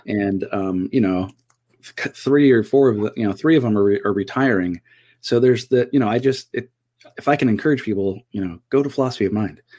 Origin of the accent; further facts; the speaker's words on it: Southern California, United States; so I grew up in Southern California